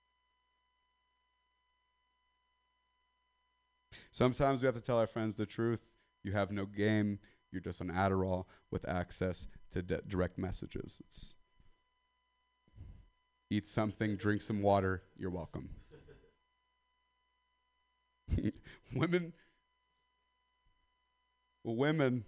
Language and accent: English; Central Valley, California, United States; now in San Francisco, United States; So, I come from the Central Valley, California, Stockton, Modesto